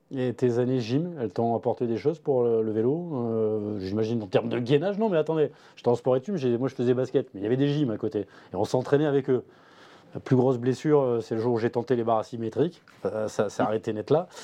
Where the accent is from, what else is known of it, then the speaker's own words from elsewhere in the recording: the South, south of France, France; je suis du Sud